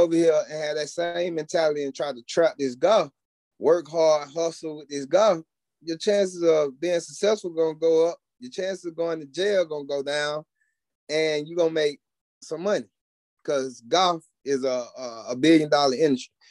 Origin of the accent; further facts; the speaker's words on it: College Park, Georgia, United States; from where I'm from College Park, Georgia, none of my people in my neighborhood grew up playing golf